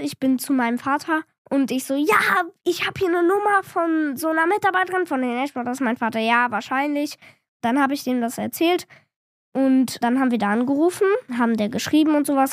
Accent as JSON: {"language": "German", "town": "Cologne", "region": "North Rhine-Westphalia", "country": "Germany", "said": "ich bin zehn Jahre alt, ich komme hier auch aus Köln"}